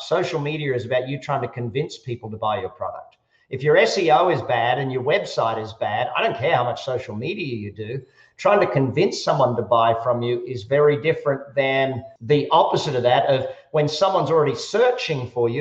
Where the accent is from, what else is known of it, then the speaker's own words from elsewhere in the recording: Australia; now in Las Vegas, United States; I, I, am an Australian and an American. I live in Las Vegas